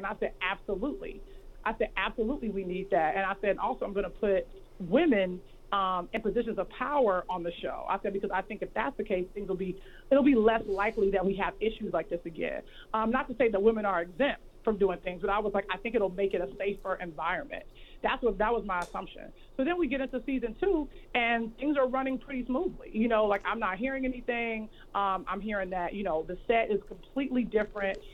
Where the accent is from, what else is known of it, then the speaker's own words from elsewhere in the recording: Chicago, Illinois, United States; I'm a chick from Chicago